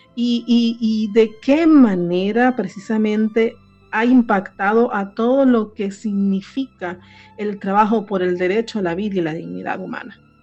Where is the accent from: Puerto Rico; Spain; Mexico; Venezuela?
Venezuela; en Venezuela, que es donde yo nací